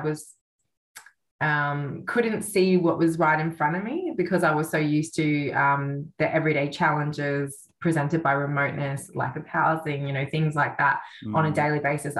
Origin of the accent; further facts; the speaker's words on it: Alice Springs, Northern Territory, Australia; moved away as an adult; also born or lived in Central Australia / Uganda / United Kingdom / Thailand; I'm born and raised. So I'm born and raised in Bantwa, Alice Springs. Born here, raised west of Alice, out bush, and spent a lot of my time, my childhood